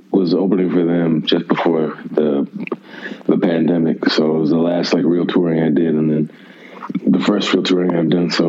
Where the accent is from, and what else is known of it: Milwaukee, Wisconsin, United States; born or raised there; moved away as an adult; also born or lived in Houston, Texas; now in Austin, United States